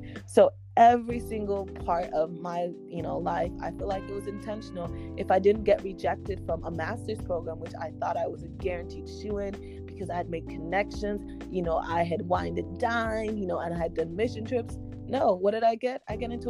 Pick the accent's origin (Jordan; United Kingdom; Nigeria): Nigeria; English is a second language; as a Nigerian who they're like, you must get best of your class. No, as someone who was reared like